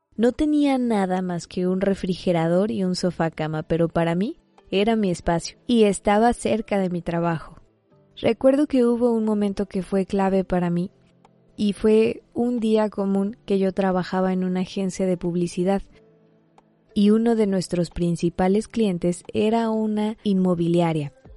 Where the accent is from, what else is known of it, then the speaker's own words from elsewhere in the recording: Mexico; Yo soy mexicana